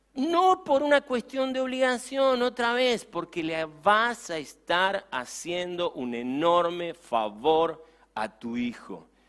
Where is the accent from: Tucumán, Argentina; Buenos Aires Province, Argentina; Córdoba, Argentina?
Buenos Aires Province, Argentina; Campana; me subí en la ciudad de Campana a mi bicicleta